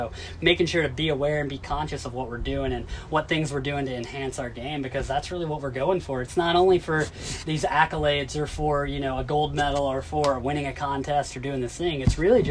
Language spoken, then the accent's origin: English; Tennessee, United States; I grew up in Tennessee, it's the South, you know, everything is fried